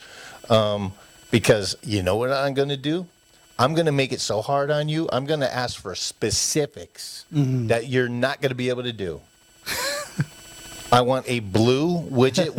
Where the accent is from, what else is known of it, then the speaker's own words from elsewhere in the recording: East Coast, United States; moved away; when I was a kid, you know, growing up on the East Coast